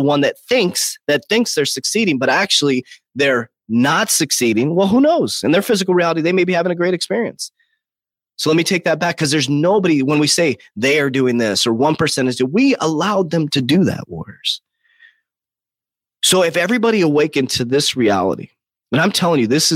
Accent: United States; I'm American. I'm very proud to be an American

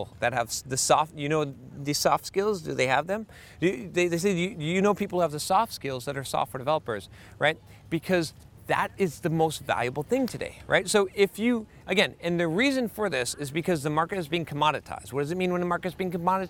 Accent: United States; American developers

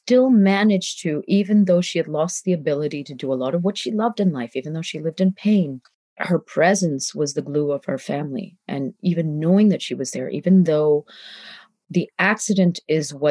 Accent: Canada; moved away as an adult; when I was growing up in Canada

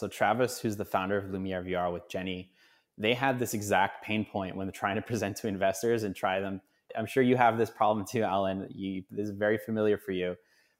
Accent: Canada; Being obviously a Canadian hockey fan

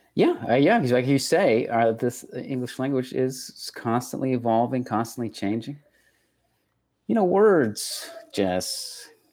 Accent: Texas, United States; accent: Texas; that's just my accent. Granted. Uh, that's just the Texas coming out.

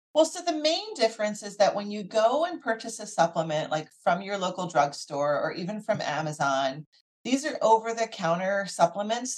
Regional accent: Philadelphia, Pennsylvania, United States; So I grew up in the Philadelphia area

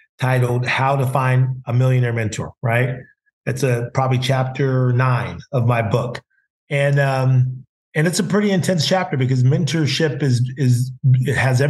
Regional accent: Carmel, California, United States; Gus Martin would come to my hometown because, you know, my Uncle AJ and John Walton, who owned the radio stations, were from Texas, but they moved to Carmel, which is a very upscale town in California

